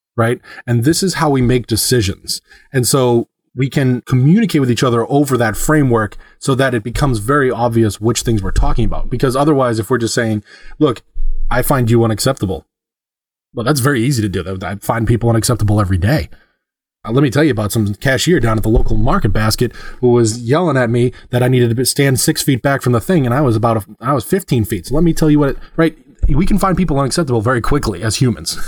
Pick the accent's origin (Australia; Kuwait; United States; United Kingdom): United States; Northeast; moved away; I'm from the Northeast, the way that we use sarcasm and the way we talk